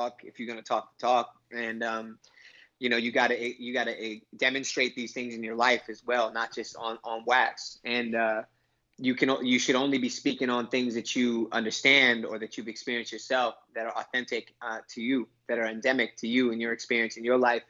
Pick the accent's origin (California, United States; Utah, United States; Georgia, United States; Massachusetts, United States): California, United States; Inglewood; I grew up in Inglewood, California